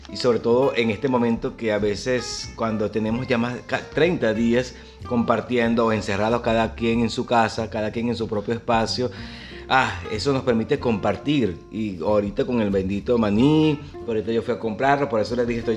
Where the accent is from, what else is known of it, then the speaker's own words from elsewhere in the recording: Maturín, Monagas, Venezuela; lo que pasa es que yo soy docente también y vengo desde Maturín y yo trabajaba en una escuela bolivariana